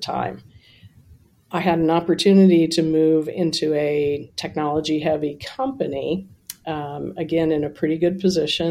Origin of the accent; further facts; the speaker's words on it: Columbus, Ohio, United States; moved away as an adult; also born or lived in New York / Niagara Falls / Buffalo / California; I grew up in Columbus, Ohio